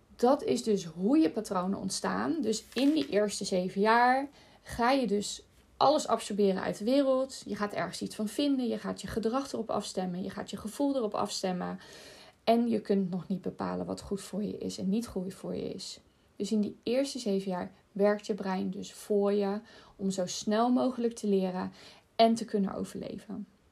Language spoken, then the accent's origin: Dutch; Rotterdam, South Holland, Netherlands; Ik woon dan vlak naast Rotterdam en ik ben in Rotterdam opgegroeid.